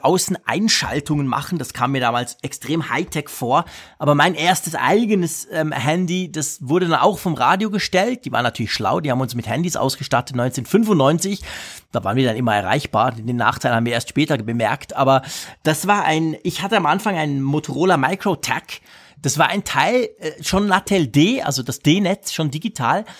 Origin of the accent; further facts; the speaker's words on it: Switzerland; bei uns in der Schweiz